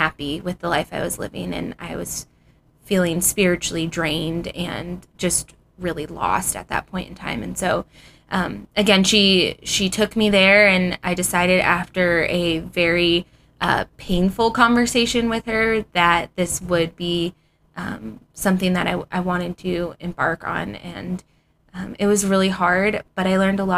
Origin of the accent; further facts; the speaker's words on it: Ohio, United States; moved away as an adult; now in Phoenix, United States; I had just recently moved out to Arizona from Ohio